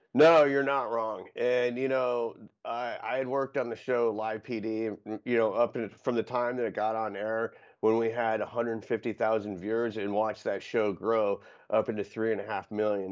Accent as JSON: {"language": "English", "region": "Florida", "country": "United States", "tie": "born or raised there", "said": "the resourcefulness and adaptability are the two greatest strengths that you get from growing up in Florida"}